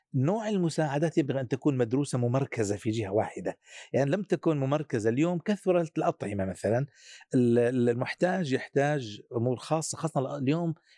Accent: Syria; عندنا في سوريا

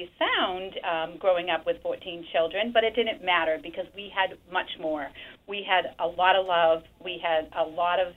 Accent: Salem, Massachusetts, United States; when I was a little girl, I grew up in Castle Hill in Salem

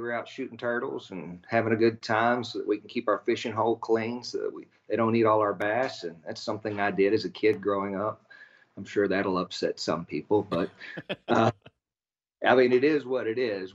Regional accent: Abilene, Texas, United States; I grew up in West Texas out by Abilene

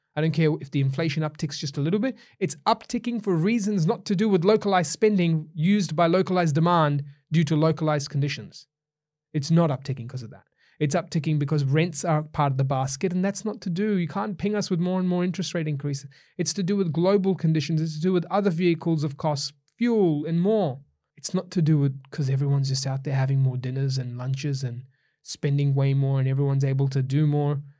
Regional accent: New Zealand; Growing up in New Zealand

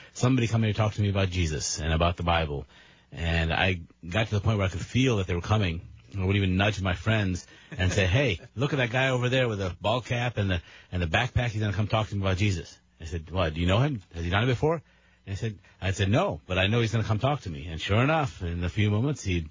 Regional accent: Maryland, United States; also born or lived in Pakistan; I grew up mostly here in Maryland

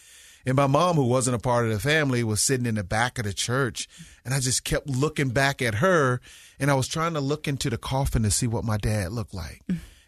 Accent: Mississippi, United States; basketball played a big part in my life growing up in Mississippi.

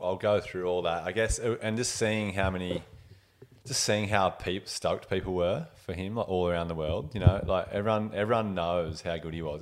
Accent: Ulladulla, New South Wales, Australia; was born in Milton Hospital there, like next to Ulladulla, 1989.

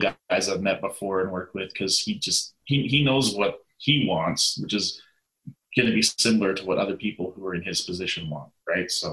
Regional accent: Canada; moved away; I'm from Canada originally

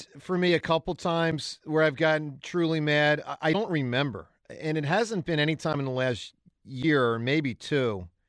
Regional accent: Huntingdon Valley, Pennsylvania, United States; I'm from Huntington Valley, and it's not technically part of Philadelphia

